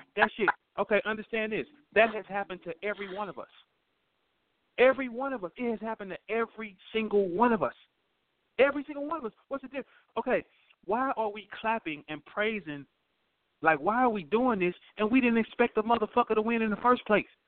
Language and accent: English; St. Louis, Missouri, United States; I'm from St. Louis.